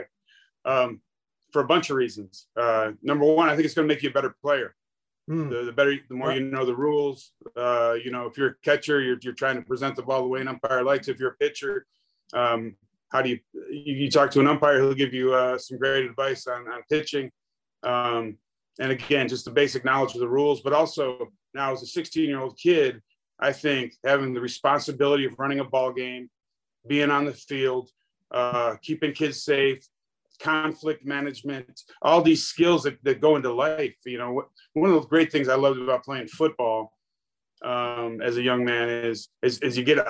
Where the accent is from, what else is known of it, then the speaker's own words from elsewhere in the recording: Buffalo, New York, United States; moved away; also born or lived in California; I grew up in Buffalo, New York. And when I moved to California